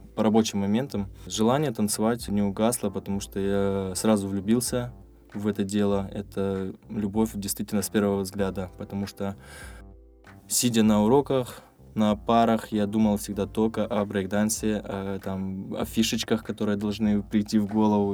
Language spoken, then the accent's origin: Russian; Krasnodar, Krasnodar Krai, Russia; also born or lived in Tbilisi, Georgia; всю свою сознательную жизнь я вырос в, в моем любимом городе Краснодар